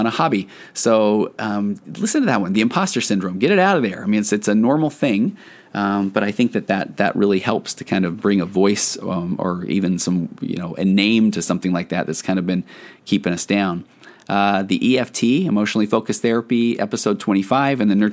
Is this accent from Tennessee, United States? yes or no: yes; Tennessee, United States; I was born in Tennessee